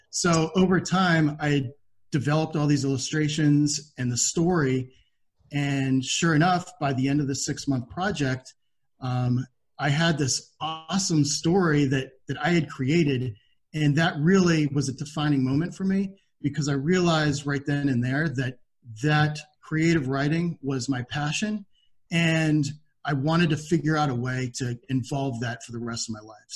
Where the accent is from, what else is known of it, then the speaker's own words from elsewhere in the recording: Pennsylvania, United States; I was from Pennsylvania at the time. I had moved uh, during high school